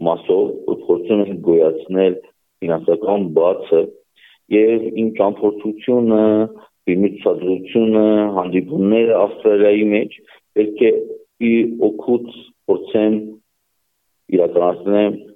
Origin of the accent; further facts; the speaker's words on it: Nagorno-Karabakh, Azerbaijan; Ոչ միայն այն պատճառով Արցախ Արցախից եմ ես, ոչ միայն այն պատճառով Արցախի մեջ եմ մեծացել